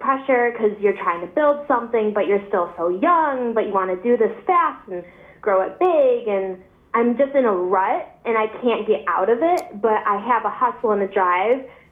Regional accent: Buffalo, New York, United States; I'm from Buffalo, New York

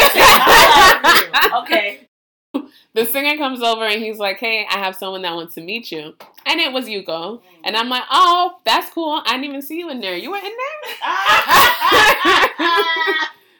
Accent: United States; moved away as an adult; now in Cuba; I was from the States

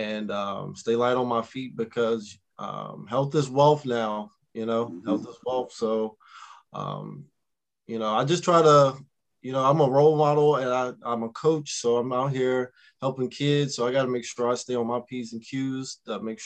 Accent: Vinton, Virginia, United States; the neighborhood I grew up in Roanoke or Vinton, Virginia

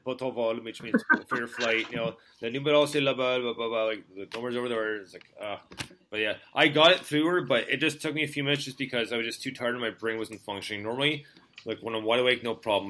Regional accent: Montreal, Quebec, Canada; moved away as an adult; I, was born and raised in Montreal, right? So I was there for 17 and a half years

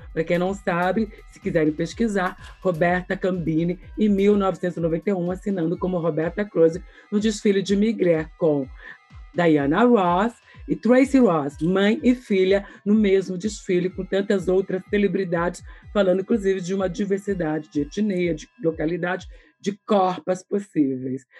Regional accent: ABC region, São Paulo, Brazil; eu sou aqui do ABC, que é uma fonte desse povo

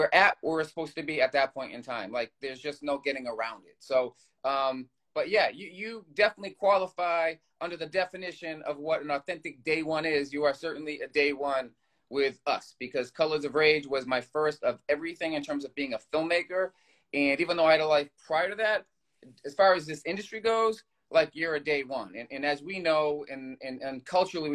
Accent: Boston, Massachusetts, United States; I'm from Boston

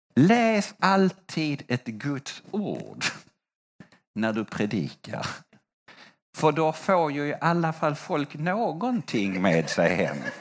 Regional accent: Sweden; Jag är svensk

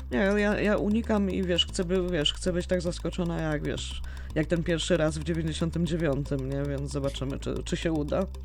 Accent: Poland; Jesteśmy, jesteśmy w Polsce i wychowaliśmy się na Janku, na Janku muzykancie

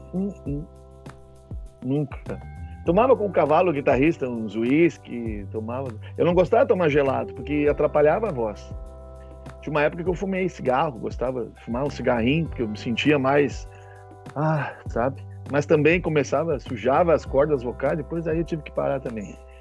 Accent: Rio Grande do Sul, Brazil; nós temos outra língua aqui

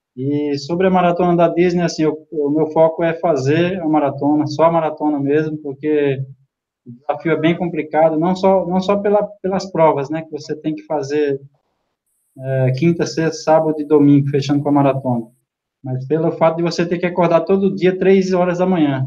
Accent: Pernambuco, Brazil; moved away; pessoal da minha terra

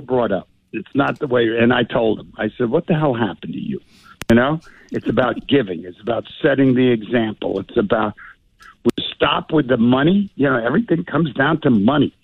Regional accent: New York, United States; growing up in New York

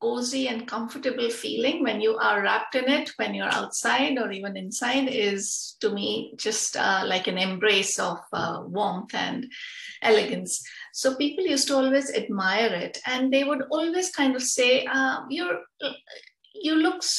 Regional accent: India; now in Netherlands; I'm originally from India, but now I'm settled

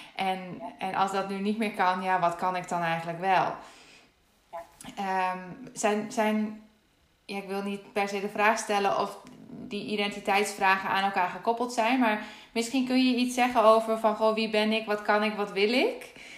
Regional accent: Netherlands; ik weet alleen hoe het is om, om Nederlandse te zijn

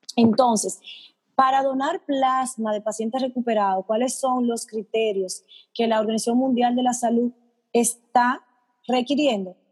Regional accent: Dominican Republic; como los dominicanos somos tan altos

